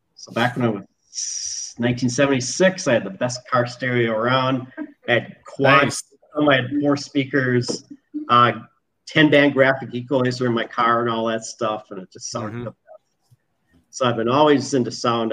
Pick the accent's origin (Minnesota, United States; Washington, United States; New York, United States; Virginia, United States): Minnesota, United States; moved away; I'm originally from Minnesota